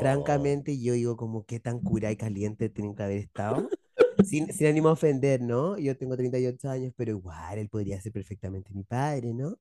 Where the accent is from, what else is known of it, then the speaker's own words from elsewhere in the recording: Chile; Nosotros somos bastante chilenos